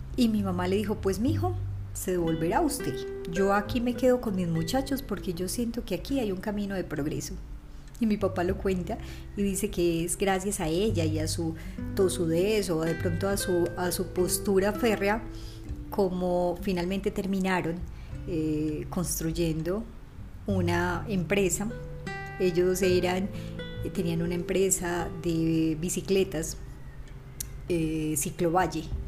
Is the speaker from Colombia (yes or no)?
yes; Valledupar, Cesar, Colombia; also born or lived in Ciudad Bolívar, Antioquia; Valledupar en mi anterior primer podcast porque fue la ciudad donde viví mi infancia y quizás mi adolescencia